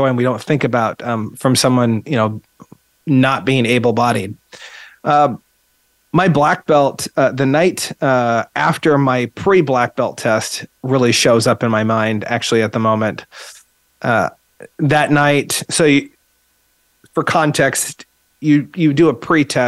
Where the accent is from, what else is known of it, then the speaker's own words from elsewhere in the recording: Eugene, Oregon, United States; I grew up in Eugene